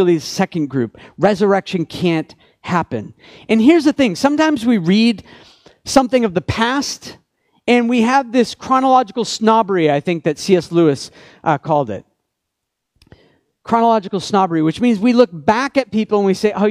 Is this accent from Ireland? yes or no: no; Canada; I'm Canadian